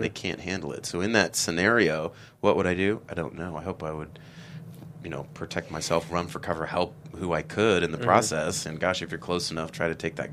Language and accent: English; Kansas City, United States; also born or lived in Berkeley; now in San Francisco, United States; When I was in high school, I grew up in Kansas City